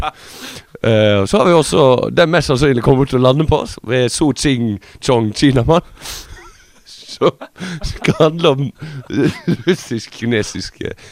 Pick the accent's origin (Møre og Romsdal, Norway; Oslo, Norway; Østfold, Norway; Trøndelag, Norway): Møre og Romsdal, Norway; så kommer jeg fra Smadre.